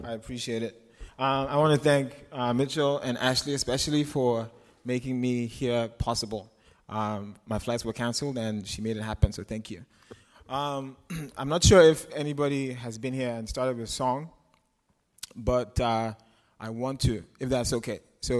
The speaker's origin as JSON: {"language": "English", "country": "Nigeria", "moved": "yes", "lives_now": "United States", "said": "And I moved here from Nigeria. I'm black, as you guys can see. But being Nigerian and being black is different from being American and being black."}